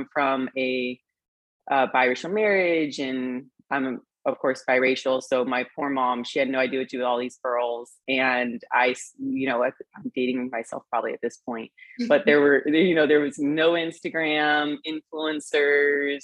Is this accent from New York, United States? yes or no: no; Temecula, California, United States; moved away; I'm from Temecula, California.